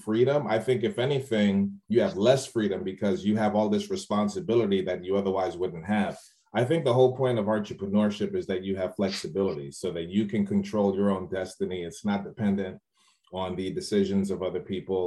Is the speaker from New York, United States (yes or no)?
yes; New York City, New York, United States; moved away as an adult; also born or lived in Trinidad (family); now in Largo, United States; my family's from Trinidad and I was born and raised in the Bronx, New York